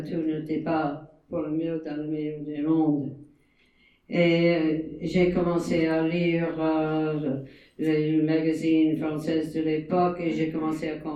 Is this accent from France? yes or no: no; United States; Je ne suis ni française ni, ni algérienne, je suis, je suis américaine.